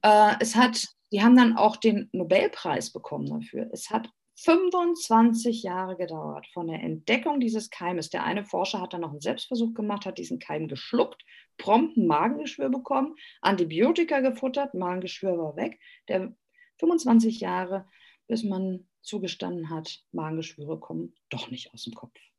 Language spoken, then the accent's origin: German; Hamburg, Germany; moved away as an adult; also born or lived in Greece; now in Austria; wir waren ja ursprünglich in Hamburg. Äh, man, man, ist Hamburger